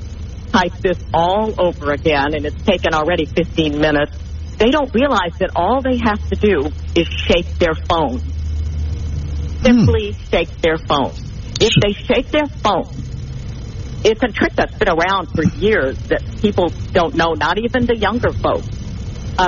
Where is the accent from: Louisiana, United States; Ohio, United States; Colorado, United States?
Louisiana, United States; New Orleans; I come from New Orleans, and we have a concept called LANYAP